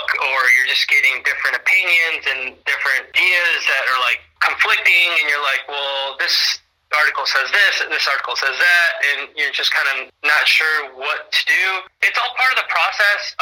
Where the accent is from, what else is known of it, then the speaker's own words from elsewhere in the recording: Mendota, Illinois, United States; both in Mendota, Illinois. So that's where my hometown is. And yeah, that's where I grew up